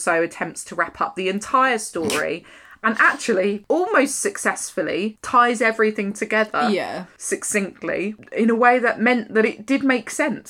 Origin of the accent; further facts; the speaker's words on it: Ireland; As an Irish person, I'm insulted.